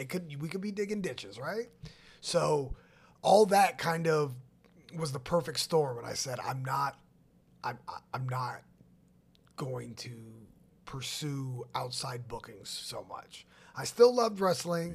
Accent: California, United States; moved away; I was born and raised in California

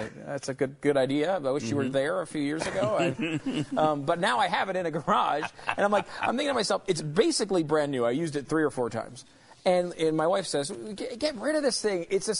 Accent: Connecticut, United States; also born or lived in New York / Pennsylvania; now in Texas, United States; I grew up in the Northeast, in these areas, in Connecticut mainly, and also New York, and lived in Pennsylvania as well in my life.

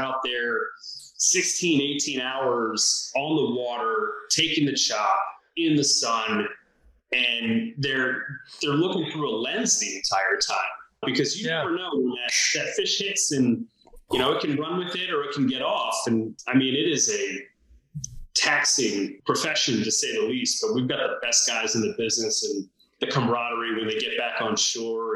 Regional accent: Sarasota, Florida, United States; I grew up in Sarasota, Florida

